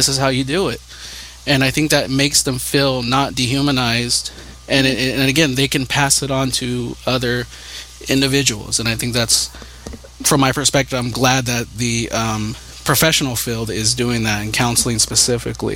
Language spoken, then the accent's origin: English; California, United States; I'm from California